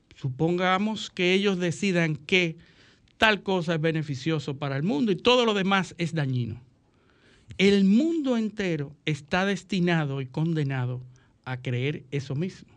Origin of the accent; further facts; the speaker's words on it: Dominican Republic; como dominicanos